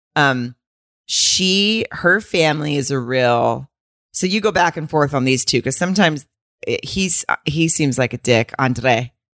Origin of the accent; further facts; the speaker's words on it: Arkansas, United States; people I knew, like, growing up in Arkansas